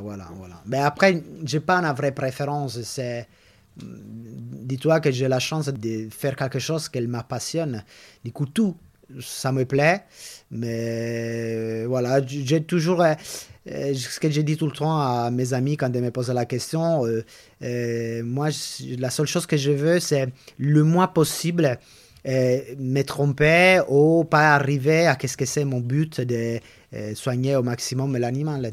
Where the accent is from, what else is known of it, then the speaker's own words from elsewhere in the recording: Italy; accent: Italian; French is a second language; moved away as an adult; now in France; je suis italienne, je pense que l'accent, tout le monde va le reconnaître.